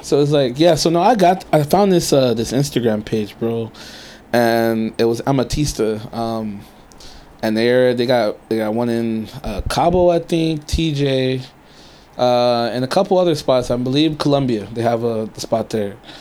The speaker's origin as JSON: {"language": "English", "town": "Inglewood", "region": "California", "country": "United States", "tie": "born or raised there", "also_born_or_lived": "Pasadena / Harbor City / Riverside County / Murrieta", "lives_now": "San Diego, United States", "said": "I grew up in LA. I grew up in Inglewood, and then right. um, from Inglewood we moved over a little bit, like still in the LA area, you know, Pasadena, um, Harbor City"}